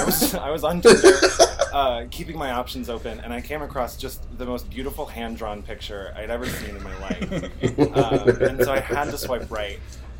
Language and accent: English; Chicago, Illinois, United States; And I'm from Chicago.